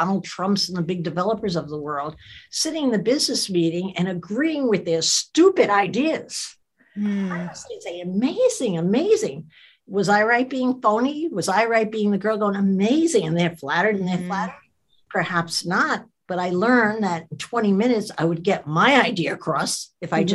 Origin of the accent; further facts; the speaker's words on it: New Jersey, United States; I was a kid from New Jersey